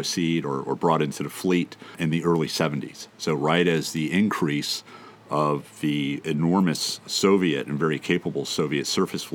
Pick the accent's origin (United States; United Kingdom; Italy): United States; also born or lived in South Florida / Southern California; now in San Diego, United States; I grew up on the beaches of South Florida and Southern California